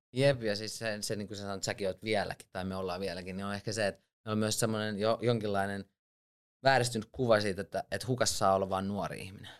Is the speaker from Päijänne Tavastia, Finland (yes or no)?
yes; Lahti, Päijänne Tavastia, Finland; also born or lived in Switzerland; mä oon syntynyt Sveitsissä, mutta sitten mut on kasvattanut sodan aikaiset isovanhemmat Lahdessa 90-luvun alussa